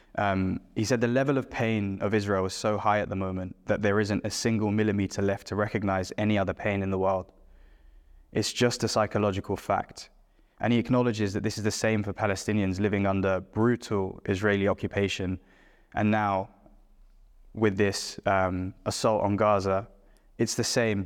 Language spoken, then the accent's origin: English; London, United Kingdom; born and brought up in London